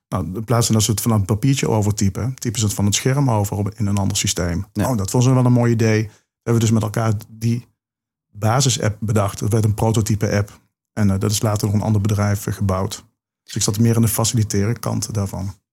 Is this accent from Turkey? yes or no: no; Limburg, Netherlands; accent: Limburgish; dat is mijn uh, Limburgse accent